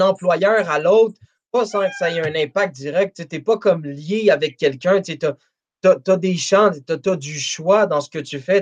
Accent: Montreal, Quebec, Canada; je suis de Montréal

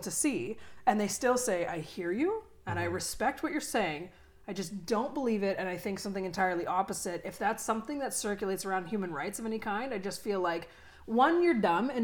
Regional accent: Canada; as a Canadian

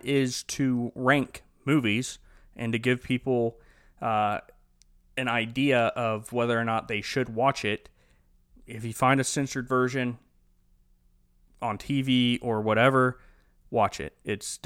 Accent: Ohio Valley and down south, United States; we grew up in the Ohio Valley and down south

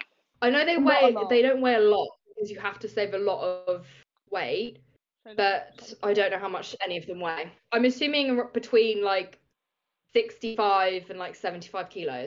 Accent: Reading, South East England, United Kingdom; I grew up in Reading

